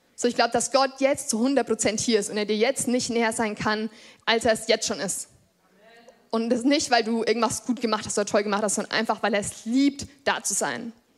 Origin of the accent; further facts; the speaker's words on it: Lichtenfels district, Bavaria, Germany; Ich bin hier im Landkreis geboren und ich glaube, seitdem ich so fünf oder sechs Jahre alt bin, gehen meine Eltern hier in diese Gemeinde. Ich bin quasi hier groß geworden